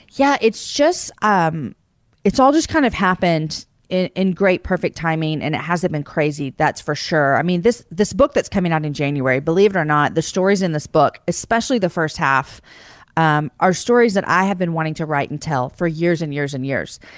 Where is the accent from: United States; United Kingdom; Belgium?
United States; Texas; I'm born and raised in Texas